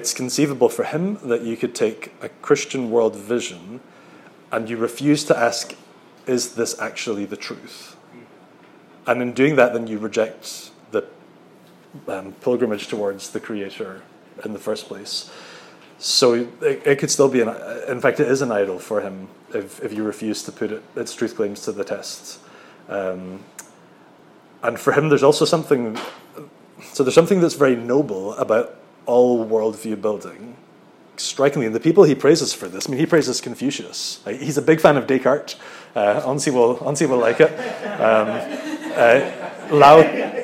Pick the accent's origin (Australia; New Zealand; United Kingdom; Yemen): United Kingdom; Scotland; moved away as an adult; now in Netherlands; as a Scottish Presbyterian